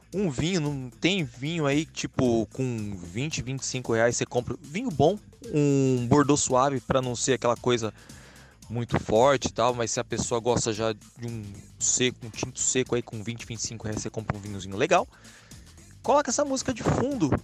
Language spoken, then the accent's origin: Portuguese; Campinas, São Paulo, Brazil; na cidade vizinha de onde eu moro, eu sou de Campinas